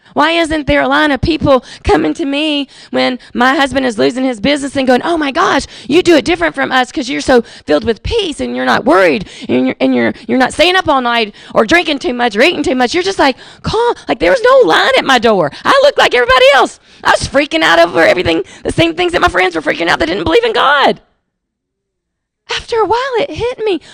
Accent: Jackson, Mississippi, United States; I was raised in Jackson, Mississippi

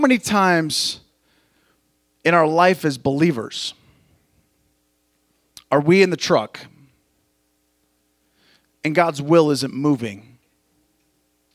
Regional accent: Montana, United States; now in California, United States; I grew up in Montana

